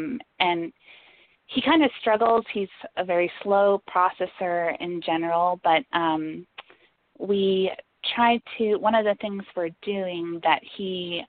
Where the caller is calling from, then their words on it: Atlanta, Georgia, United States; moved away; I am actually not calling from Atlanta. I'm calling from another state, but I just never changed my phone number when I moved from Atlanta.